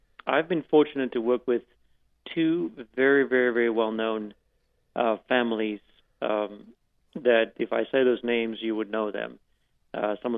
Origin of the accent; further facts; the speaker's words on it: South Africa; now in United States; growing up in South Africa